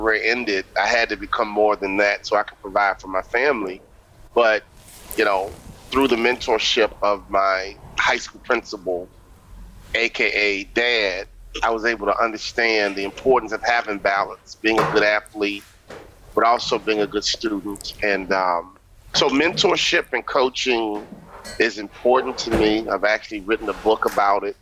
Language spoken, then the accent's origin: English; Chicago, Illinois, United States; I grew up in Chicago